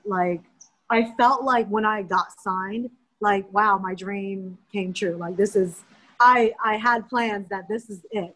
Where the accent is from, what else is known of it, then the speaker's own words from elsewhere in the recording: United States; being Asian American